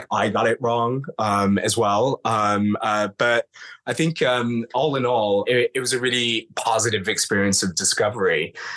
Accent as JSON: {"language": "English", "town": "Toronto", "region": "Ontario", "country": "Canada", "moved": "yes", "lives_now": "London, United Kingdom", "said": "I'm from Toronto originally, but I grew up in the London fetish scene effectively. So as a 17-year-old"}